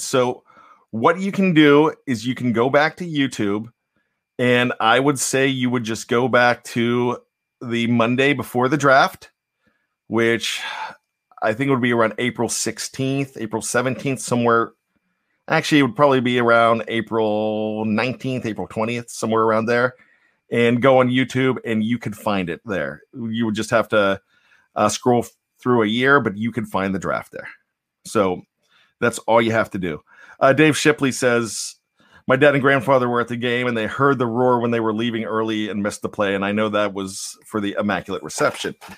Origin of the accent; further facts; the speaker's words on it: Johnstown, Pennsylvania, United States; a lot of us were Penn State fans growing up in Johnstown, P